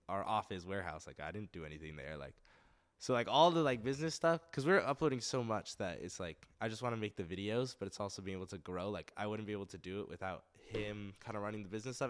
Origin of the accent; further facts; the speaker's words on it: Westlake Village, California, United States; also born or lived in Santa Monica; It's in Westlake Village, very nice area.